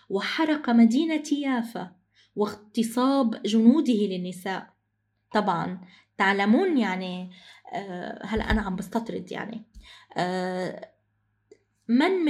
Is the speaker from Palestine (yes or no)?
yes; Palestine; now in Lebanon; أنا كمان من الفلسطينيات لهويتهم هوية لجوء وأيضا في لبنان